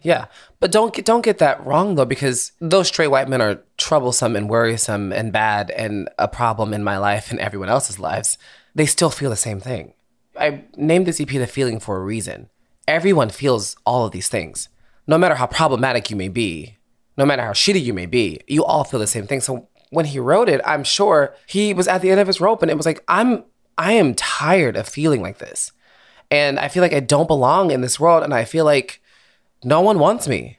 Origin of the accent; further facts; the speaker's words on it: Philadelphia, Pennsylvania, United States; moved away as an adult; also born or lived in Boston / New York; now in Los Angeles, United States; I grew up in Philadelphia